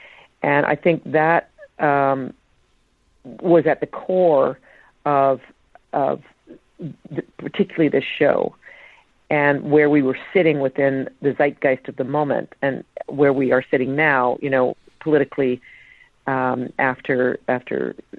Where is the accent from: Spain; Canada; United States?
Canada; possibly because I grew up in Canada.